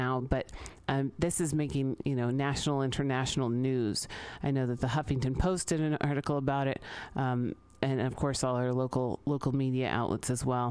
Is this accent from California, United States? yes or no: yes; San Francisco, California, United States; I grew up here in San Francisco